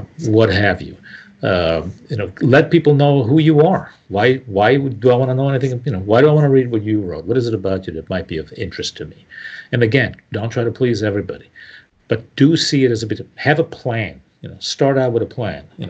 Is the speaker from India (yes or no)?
no; Italian-speaking part of Switzerland, Ticino, Switzerland; first language Italian; English is a second language; moved away; I grew up in the Italian-speaking part of Switzerland. I've been living here for 40 years